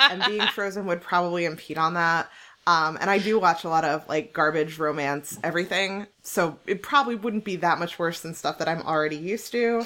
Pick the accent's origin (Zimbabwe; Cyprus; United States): United States; New Jersey; I'm from New Jersey.